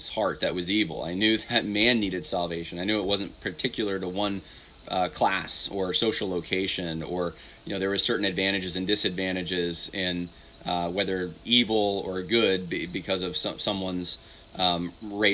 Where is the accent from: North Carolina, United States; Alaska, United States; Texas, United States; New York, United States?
New York, United States; upstate; also born or lived in California / Mississippi / Ohio; I was born in California, raised in upstate New York, had a lot of family in Mississippi